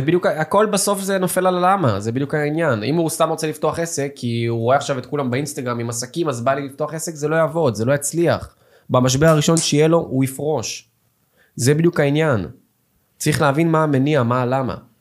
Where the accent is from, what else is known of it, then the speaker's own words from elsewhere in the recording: Petah Tikva, Central District, Israel; also born or lived in Russia (born, emigrated at age 5); באיזה שכונה גדלתי, בפג'ה בפתח תקווה